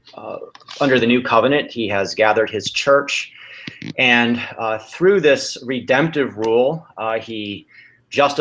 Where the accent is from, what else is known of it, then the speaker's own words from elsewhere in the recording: Chicago, Illinois, United States; now in California, United States; I was born and raised in the Chicago area